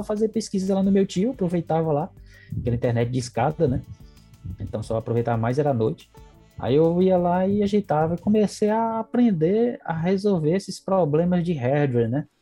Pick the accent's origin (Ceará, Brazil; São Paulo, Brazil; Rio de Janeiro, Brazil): Ceará, Brazil; interior of; now in Caucaia, Brazil; eu vim do interior, vim bem do interior, morei em Canto Brabo que não tinha nem energia